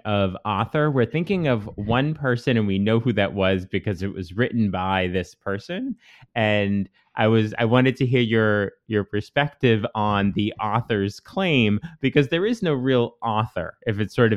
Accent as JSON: {"language": "English", "country": "Canada", "said": "I'm Canadian"}